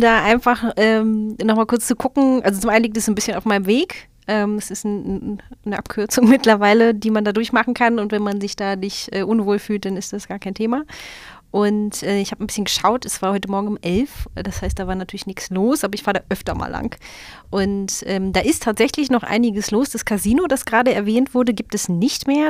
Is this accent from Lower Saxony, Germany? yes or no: yes; Hanover, Lower Saxony, Germany; als Hannoveranerin